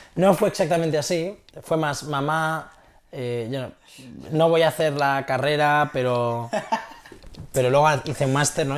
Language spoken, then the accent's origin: Spanish; Castellón de la Plana, Valencian Community, Spain; moved away as an adult; now in San Francisco, United States; soy un tío de Castellón